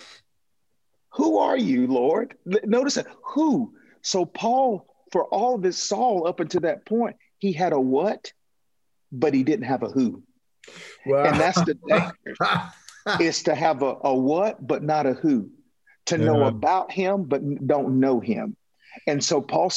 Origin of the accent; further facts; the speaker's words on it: Toccoa, Georgia, United States; Toccoa, Georgia, to be exact. A little small town in northeast